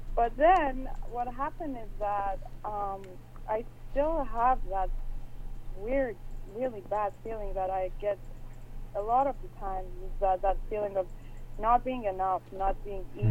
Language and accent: English; Iran; moved away as an adult; I grew up in Iran, and I moved here a few years back.